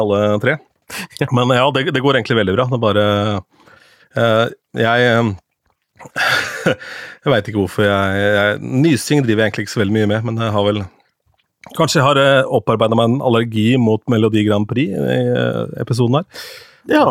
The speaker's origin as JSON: {"language": "Norwegian", "town": "Askim", "region": "Østfold", "country": "Norway", "tie": "born or raised there", "moved": "yes", "said": "da drev jeg med TV på Ung TV hjemme i Askim"}